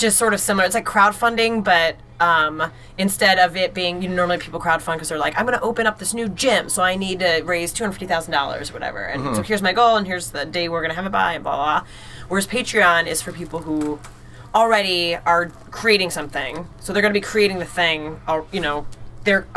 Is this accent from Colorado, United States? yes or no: no; Illinois, United States; accent: nasally; moved away as an adult; now in Maine, United States; I'm actually, and maybe you can tell by my nasally pronunciations, I'm from Illinois originally